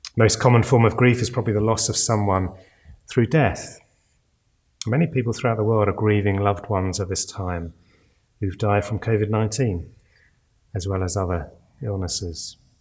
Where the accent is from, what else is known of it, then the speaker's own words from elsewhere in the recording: United Kingdom; we're British